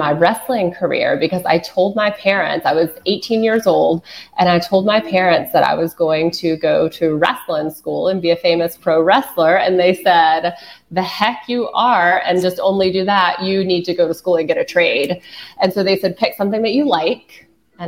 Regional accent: the Carolinas, United States; I'm from the Carolinas

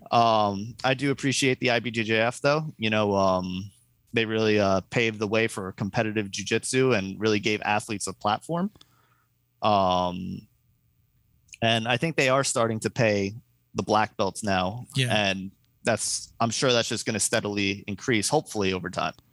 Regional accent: New Jersey, United States; I grew up like 10 minutes from the city in yeah. North Jersey

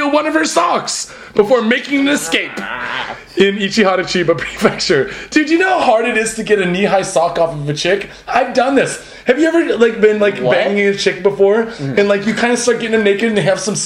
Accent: Spokane, Washington, United States; moved away as an adult; now in Japan; I grew up in Spokompton, which is not much of a Compton. It's Spokane.

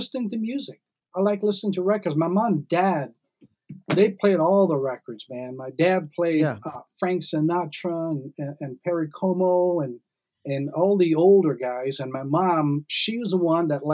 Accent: Trinidad & Tobago; moved away; also born or lived in Canada; My mom and dad, of course, we're all from Trinidad.

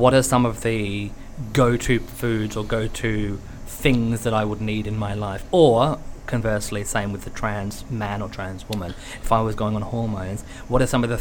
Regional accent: Australia; I'm Australian

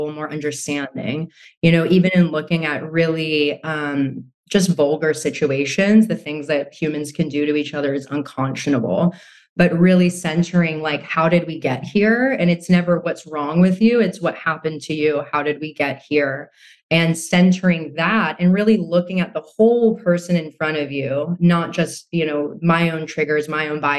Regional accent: United States; I grew up in America, I grew up alongside Americans and a very westernized ideals

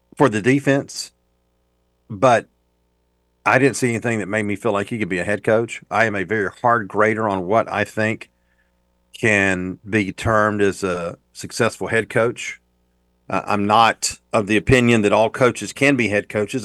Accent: Waycross, Georgia, United States; also born or lived in Athens, Georgia / Brunswick, Georgia / St. Simons Island, Georgia; now in Macon, United States; I'm from Waycross and have lived in Athens and Brunswick in my day, or Saint Simon's. I have lived in Macon for twenty-seven years now

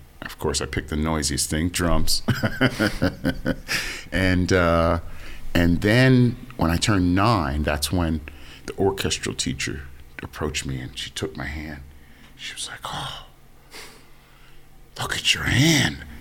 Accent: Maplewood, New Jersey, United States; also born or lived in East Orange, New Jersey; I grew up in Jersey. I grew up mostly, I was born in East Orange, but I moved to Maplewood in 66, and I grew up in Maplewood, New Jersey.

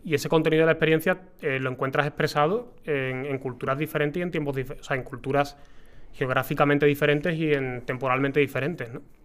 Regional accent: Seville, Andalusia, Spain; yo soy de Sevilla

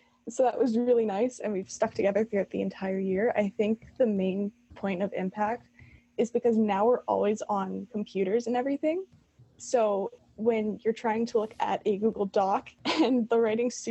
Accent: Ontario, Canada; I'm 15 from Ontario, Canada

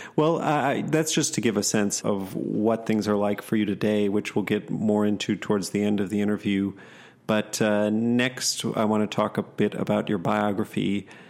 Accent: Madison, Wisconsin, United States; also born or lived in Oshkosh, Wisconsin; I was born up in Oshkosh for the first eight years and then down in Madison ma, area for the rest till I was eighteen.

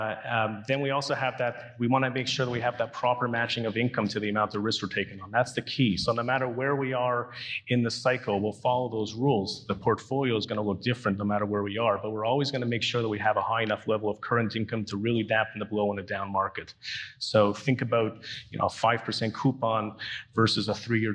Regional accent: Canada; being a Canadian

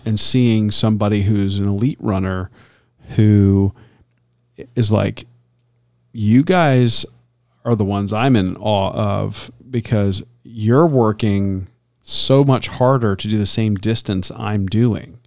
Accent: Tampa, Florida, United States; growing up in Tampa

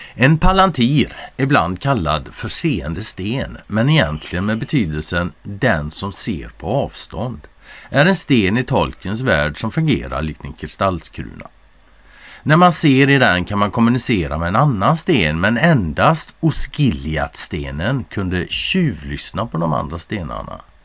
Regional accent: Sweden; som svensk

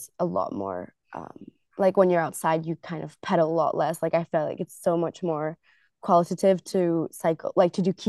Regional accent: United States; born there; I was born in the States, so my dad was actually going to uni there. So I was born in the States and then we moved around with my family quite a lot for my dad's job.

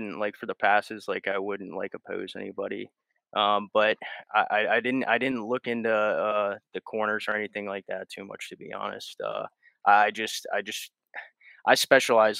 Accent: United States; As an American

